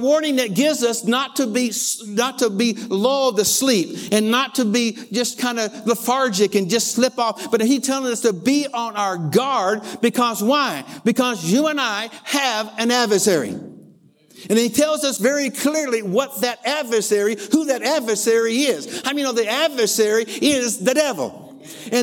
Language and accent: English; Lower Arkansas, United States; I grew up in L.A., Lower Arkansas. I grew up in Arkansas